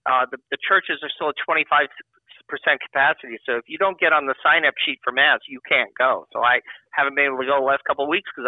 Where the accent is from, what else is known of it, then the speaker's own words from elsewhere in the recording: New York City, New York, United States; now in Texas, United States; I'm from New York City.